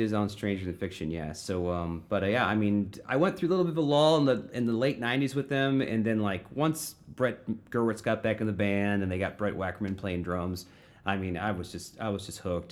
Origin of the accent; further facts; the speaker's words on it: Florissant, Missouri, United States; I grew up in Florissant